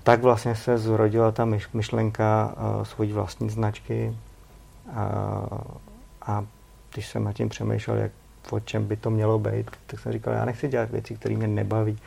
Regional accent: Czechia; my jako Češi

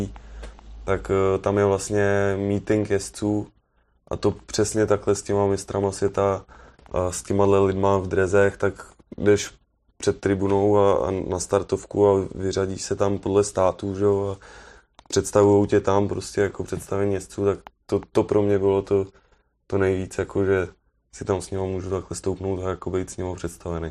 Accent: Czechia; od nás, jako z Čech

